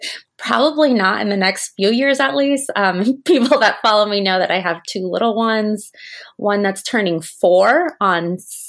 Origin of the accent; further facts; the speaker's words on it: Japan; now in Orlando, United States; I grew up in Japan and actually grew up with my home park being the Tokyo Disney Resort.